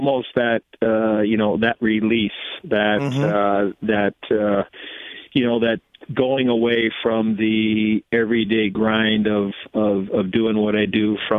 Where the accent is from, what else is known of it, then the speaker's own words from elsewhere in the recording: Chicago, Illinois, United States; So it started as a young kid growing up in Chicago